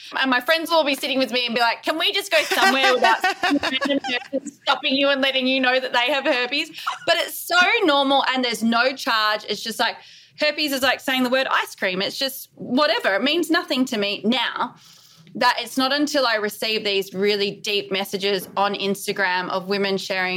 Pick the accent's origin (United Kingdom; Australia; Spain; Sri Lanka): Australia; I'm in New York City at the moment. I'm obviously Australian.